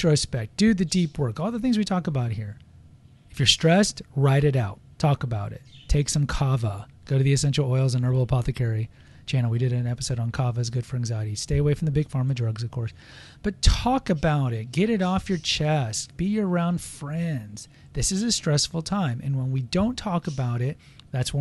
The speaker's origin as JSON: {"language": "English", "country": "United States", "said": "We're American"}